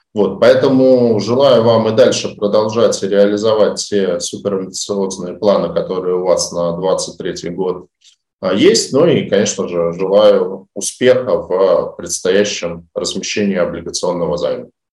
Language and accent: Russian; Saint Petersburg, Russia; Я, как питерский житель